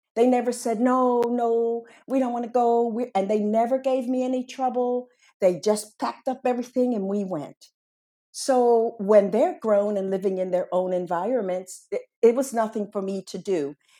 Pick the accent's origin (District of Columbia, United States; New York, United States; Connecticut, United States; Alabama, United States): District of Columbia, United States; Washington; moved away as an adult; now in Barcelona, Spain; My hometown was Washington, D C